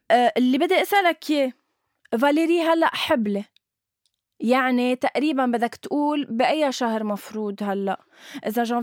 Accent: Syria; انا سوري بس من...

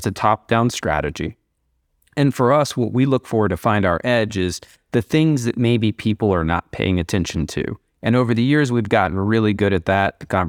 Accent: Midwest, United States; I started trading. I grew up in the Midwest in the United States.

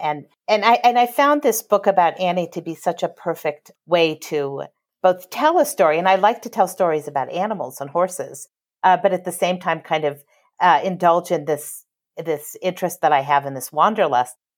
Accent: Los Angeles, California, United States; also born or lived in Houston, Texas; I grew up in Los Angeles.

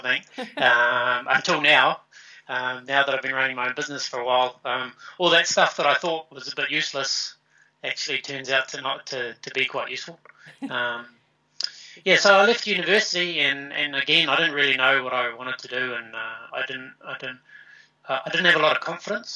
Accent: Cambridge, Waikato, New Zealand; I grew up in Cambridge, which is in the middle of the North Island of New Zealand.

